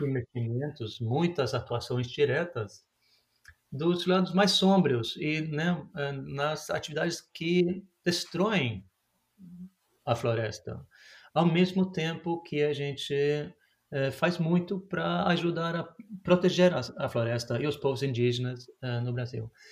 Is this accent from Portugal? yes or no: no; Norway; Portuguese is a second language; also born or lived in Brazil; como a gente costuma falar aqui na Noruega